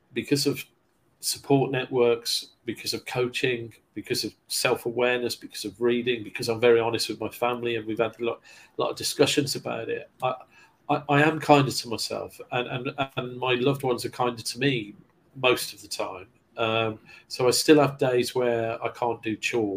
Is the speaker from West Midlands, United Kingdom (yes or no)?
yes; Kidderminster, West Midlands, United Kingdom; moved away as an adult; also born or lived in London / West Bromwich; growing up in Kidderminster, a parochial town in Thatcher's Britain